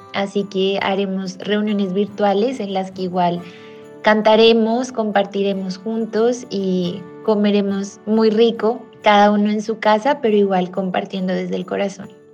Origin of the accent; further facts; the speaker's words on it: Ocaña, Norte de Santander, Colombia; nací en Ocaña, norte de Santander.